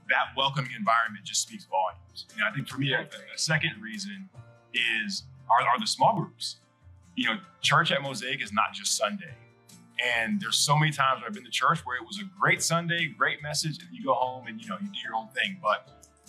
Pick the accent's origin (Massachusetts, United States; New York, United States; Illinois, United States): Massachusetts, United States; moved away as an adult; also born or lived in Washington, D.C.; we are originally from Massachusetts, and we were in D.C. for a number of years